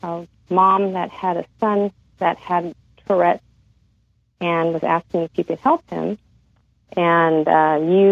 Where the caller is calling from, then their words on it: San Diego, California, United States; I'm calling from in San Diego, California